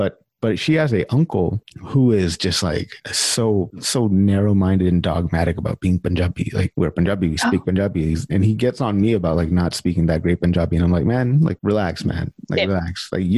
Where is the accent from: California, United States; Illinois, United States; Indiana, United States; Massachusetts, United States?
California, United States; born or raised there; moved away as an adult; now in Canada